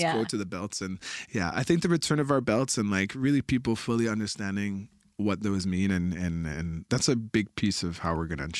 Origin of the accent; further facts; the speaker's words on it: Canada; now in Montreal, Canada; I come from the Wolastoqiyik, the people of the beautiful river. Now I reside in Jojage in Montreal